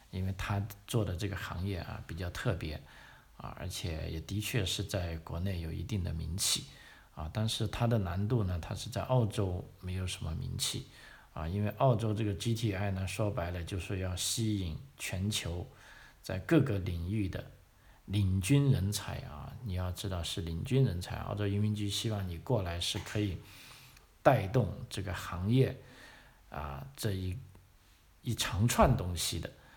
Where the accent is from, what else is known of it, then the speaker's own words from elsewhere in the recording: China; 因为就从我们中国人的这个，呃，尤其是知识分子这个传统的观点来说啊